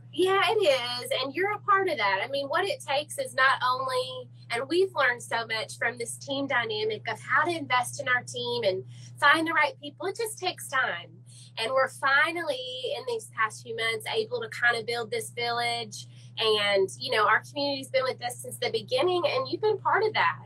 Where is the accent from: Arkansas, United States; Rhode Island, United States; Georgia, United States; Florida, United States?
Arkansas, United States; Little Rock; I'm a Little Rock native